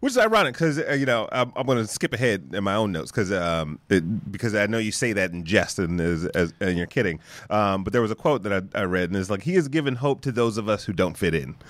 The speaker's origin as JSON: {"language": "English", "town": "Detroit", "region": "Michigan", "country": "United States", "tie": "born or raised there", "said": "me growing up in Detroit"}